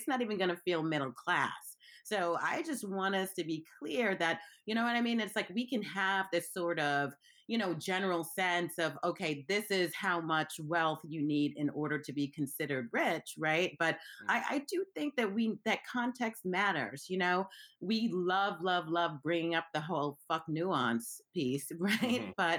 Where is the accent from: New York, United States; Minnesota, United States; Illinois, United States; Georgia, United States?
New York, United States; Brooklyn; I grew up in Brooklyn, right? And, you know, I grew up in parts of Brooklyn, one that's I think it's still gentrification proof, and one that is like being rapidly gentrified right now.